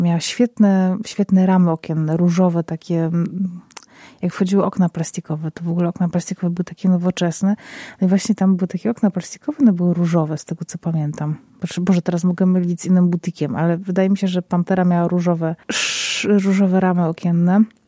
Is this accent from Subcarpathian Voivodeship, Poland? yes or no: no; Zabrze, Silesian Voivodeship, Poland; moje rodzinne miasto, czyli Zabrze. Jedno z większych miast na Śląsku, na Górnym Śląsku.